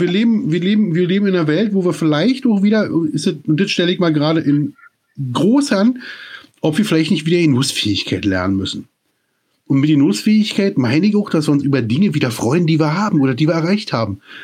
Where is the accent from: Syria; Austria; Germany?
Germany; East Germany; Ich komme aus der DDR